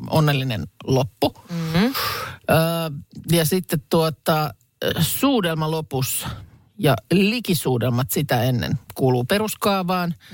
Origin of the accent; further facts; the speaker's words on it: Lahti, Päijät-Häme, Finland; Mä olen kotoisin siis Lahesta ja toi on, ton Joo. verran siellä on sitä murretta, että ehkä se D voi sieltä niin kuin jäädä pois, että nimenomaan jos on Lahesta, niin on Lahesta eikä Lahdesta